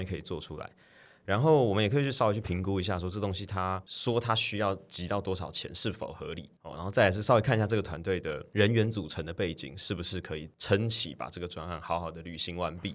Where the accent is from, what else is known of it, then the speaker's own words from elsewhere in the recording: Taiwan; 终究我们身为台湾人